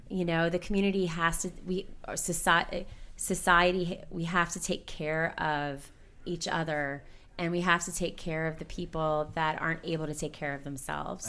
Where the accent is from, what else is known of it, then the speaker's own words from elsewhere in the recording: Hazleton, Pennsylvania, United States; also born or lived in Wilkes-Barre, Pennsylvania; I was raised in Hazleton